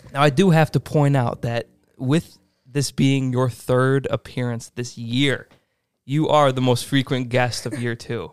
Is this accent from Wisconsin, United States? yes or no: yes; Stoughton, Wisconsin, United States